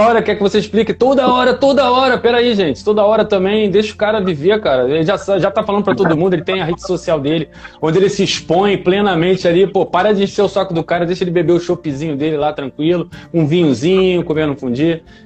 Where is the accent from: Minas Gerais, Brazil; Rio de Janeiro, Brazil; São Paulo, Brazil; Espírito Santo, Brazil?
Rio de Janeiro, Brazil; Nova Iguaçu; natural aqui da minha terra, Nova Iguaçu